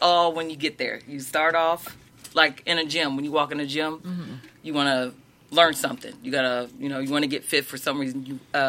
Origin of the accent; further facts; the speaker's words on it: Troy, Missouri, United States; my hometown, Troy